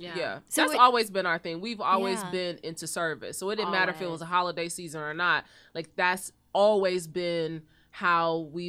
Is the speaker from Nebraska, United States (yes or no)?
no; Cleveland, Ohio, United States; But even growing up in Cleveland, we did loaves and fishes every oh, cool. at our church.